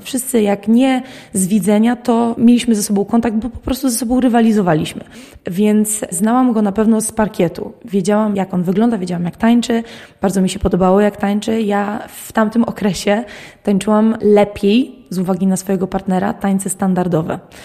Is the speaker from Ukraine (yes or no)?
no; Jastków, Lublin Voivodeship, Poland; Ja jestem spod Lublina, dokładnie z miejscowości Jastków. Moi rodzice dowodzili mnie do Lublina